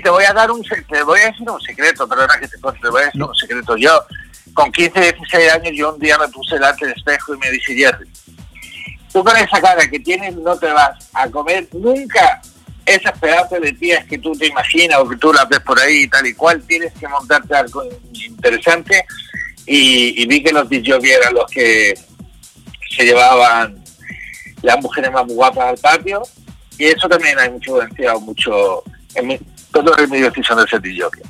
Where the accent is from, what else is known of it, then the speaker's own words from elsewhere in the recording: Belgium; yo nací en Bélgica, de una madre belga y un padre español